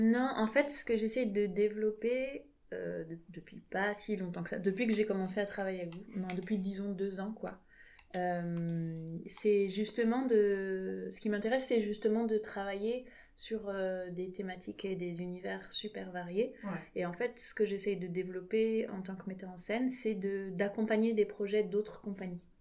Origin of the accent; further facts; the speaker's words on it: France; pour moi en tant que française